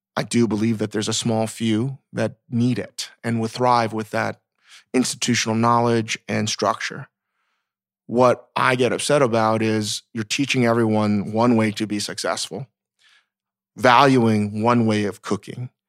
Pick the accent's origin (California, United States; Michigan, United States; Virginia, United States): Virginia, United States; As a Korean American growing up in Virginia